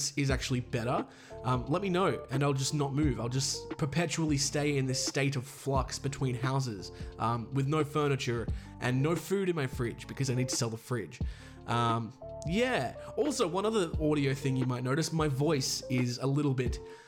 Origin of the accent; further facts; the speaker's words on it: Australia; accent: Australian; I'm Australian